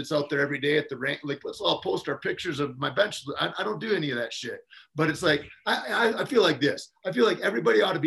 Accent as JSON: {"language": "English", "region": "Michigan", "country": "United States", "also_born_or_lived": "New Mexico", "moved": "yes", "said": "I come from Michigan"}